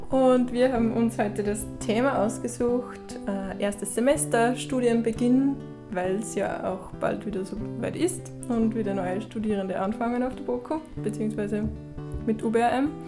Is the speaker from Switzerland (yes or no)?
no; Upper Austria, Austria; moved away as an adult; now in Vienna, Austria; aus einem kleinen Dorf im Mühlviertel und bin dann nach Wien gezogen, nach der Matura.